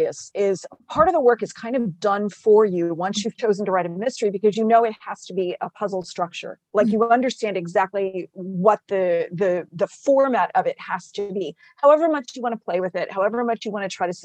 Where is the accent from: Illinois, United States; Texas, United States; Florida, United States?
Texas, United States; South; moved away as an adult; now in Virginia, United States; I'm a sixth generation native Texan, but I've been transplanted to Virginia. So I have like proper winters now. I grew up in South Texas